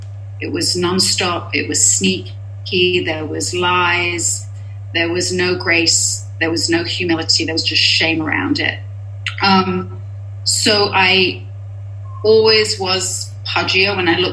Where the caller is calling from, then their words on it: Los Angeles, California, United States; I'm a compulsive overeater, and I am here from Los Angeles.